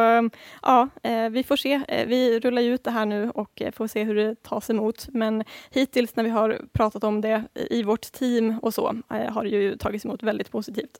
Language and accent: Swedish; Sweden; som svensk